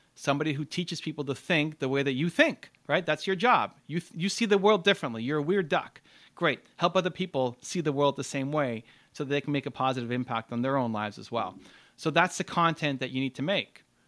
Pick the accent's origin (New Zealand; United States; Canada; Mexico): Canada; I'm Canadian